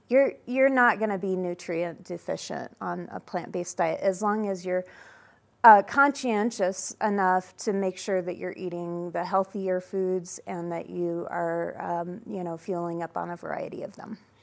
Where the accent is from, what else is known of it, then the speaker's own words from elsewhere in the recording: Denver, Colorado, United States; now in Edwards, United States; I'm a fourth generation Coloradan, and I grew up in Denver